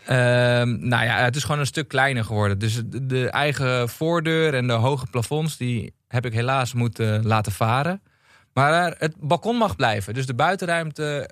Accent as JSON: {"language": "Dutch", "area": "Meppel", "region": "Drenthe", "country": "Netherlands", "moved": "yes", "lives_now": "Amsterdam, Netherlands", "said": "in het dorpje waar ik vandaan kom"}